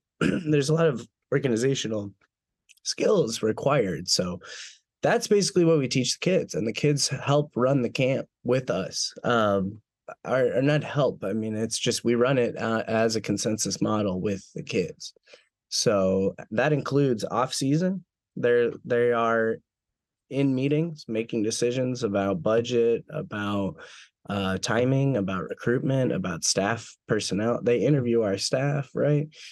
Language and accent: English; Minneapolis–Saint Paul, Minnesota, United States; now in Alabama, United States; I'm from the Twin Cities originally in Minnesota